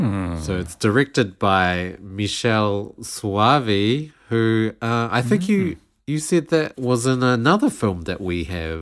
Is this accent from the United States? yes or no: no; Australia; in Australia we don't.